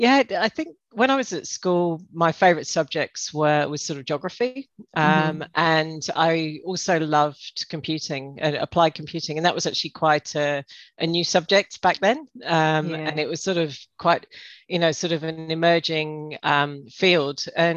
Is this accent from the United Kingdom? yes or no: yes; England, United Kingdom; moved away as an adult; now in Australia; So, yeah, I grew up in England. And lived there until 20 years ago and when I moved out here.